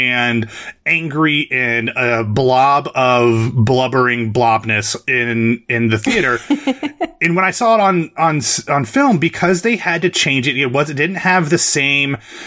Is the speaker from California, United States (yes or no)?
no; Ohio, United States; I'm from Ohio. Like, I'm the one of us from the Midwest